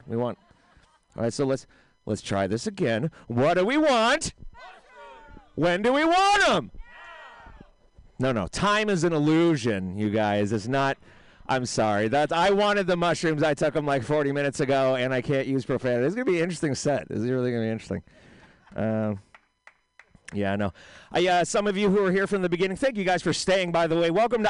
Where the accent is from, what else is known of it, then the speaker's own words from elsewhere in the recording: Oakland, California, United States; I was born in the city, but I do live in Oakland now. And because I'm from Oakland, of course, inevitably, I'm very into social justice.